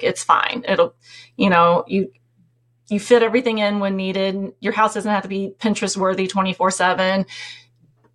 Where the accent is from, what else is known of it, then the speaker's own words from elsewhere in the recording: Tennessee, United States; moved away; we're from Tennessee